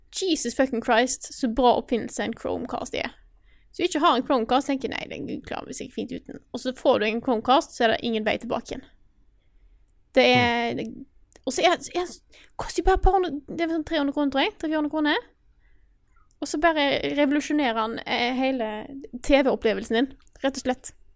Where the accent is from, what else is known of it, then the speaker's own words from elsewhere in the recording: Stord, Vestland, Norway; moved away; jeg har hatt hjemme på Stord i lang tid